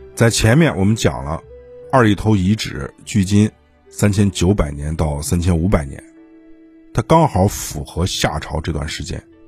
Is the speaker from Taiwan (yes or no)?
no; China; 吃人在我们中国是司空见惯的，因为我们的祖先就吃人